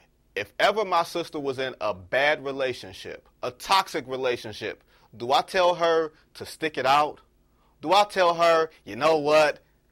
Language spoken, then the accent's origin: English; Detroit, Michigan, United States; I love being born in Michigan. I have no problem. I am a Detroiter through and through, okay? Like, I have no problem claiming my hometown.